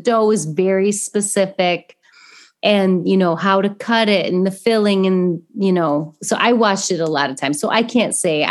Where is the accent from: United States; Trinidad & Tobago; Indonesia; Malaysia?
United States; Coldwater, Michigan; accent: thick Midwestern; moved away; also born or lived in Indiana; Growing up in Coldwater, Michigan, you don't get a lot of ethnic foods